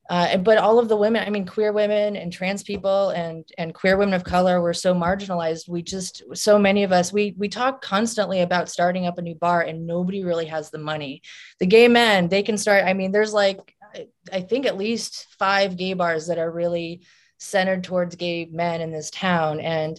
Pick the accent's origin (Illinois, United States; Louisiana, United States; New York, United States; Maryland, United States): Illinois, United States; Southern; now in St. Louis, United States; I come from a very strange place. I'm out here in the Bible Belt in St. Louis, and St. Louis was the big city for me because I came from Southern Illinois, and it's really weird out here.